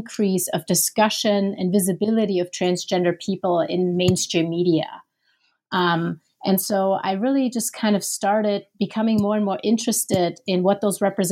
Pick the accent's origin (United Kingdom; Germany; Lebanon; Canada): Germany; moved away as an adult; also born or lived in Minneapolis, United States; I'm originally from Germany